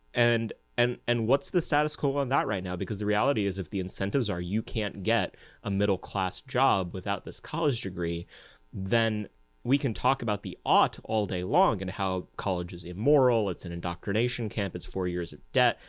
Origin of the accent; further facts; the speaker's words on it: United States; growing up as an Indian American in the United States